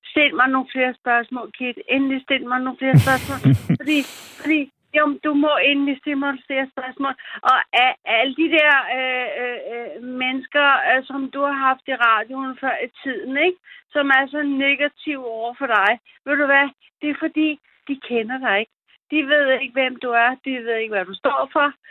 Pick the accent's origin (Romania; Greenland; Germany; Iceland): Germany; also born or lived in Kiel; now in Denmark; kommer fra min fødeø, som ligger på øh, i Nordsøen. Øh, ich bin Deutsch. Ich komme von øh, Deutschland. Øh, jeg kommer fra Tyskland.